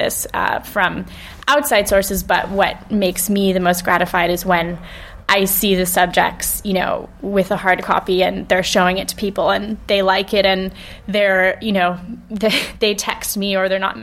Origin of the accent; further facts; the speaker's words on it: California, United States; moved away as an adult; also born or lived in Hackney, London; now in London, United Kingdom; I grew up in California with two British parents